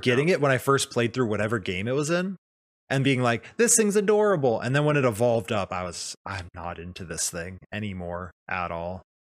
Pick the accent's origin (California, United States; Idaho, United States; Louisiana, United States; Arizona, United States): Arizona, United States; now in Seattle, United States; I grew up in Arizona and I moved up here